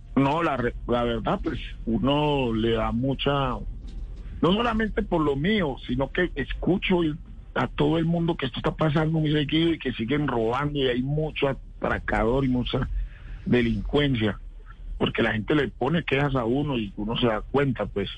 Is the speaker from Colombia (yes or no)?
yes; Tuluá, Valle del Cauca, Colombia; now in Bogotá, Colombia; nosotros crecimos juntos en Tuluá